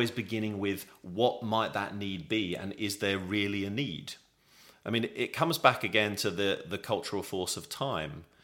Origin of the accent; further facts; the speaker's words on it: England, United Kingdom; as an Englishman